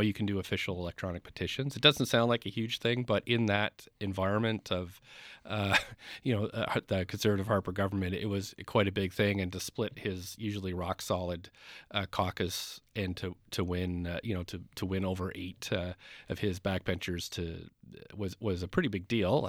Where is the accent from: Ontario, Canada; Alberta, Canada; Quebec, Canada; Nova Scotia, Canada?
Nova Scotia, Canada; now in Vancouver, Canada; I'm not from Vancouver. I grew up in Nova Scotia